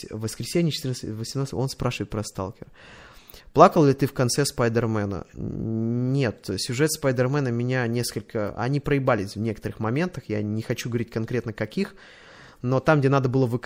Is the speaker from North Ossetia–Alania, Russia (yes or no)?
no; Saint Petersburg, Russia; Я из Питера. У метро Чкаловская.